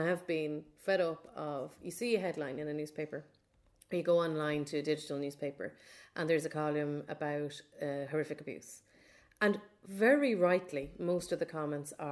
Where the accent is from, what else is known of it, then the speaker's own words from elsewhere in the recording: Ireland; we're Irish